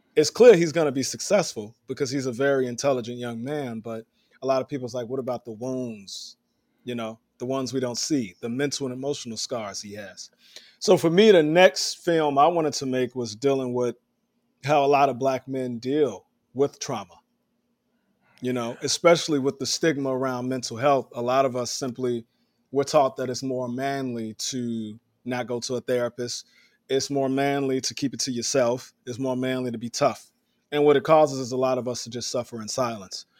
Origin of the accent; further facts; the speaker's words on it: Chicago, Illinois, United States; now in New York City, United States; I'm from Chicago